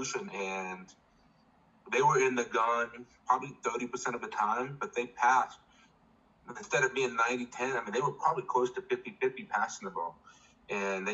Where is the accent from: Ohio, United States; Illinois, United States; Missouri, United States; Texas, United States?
Ohio, United States; we're from Ohio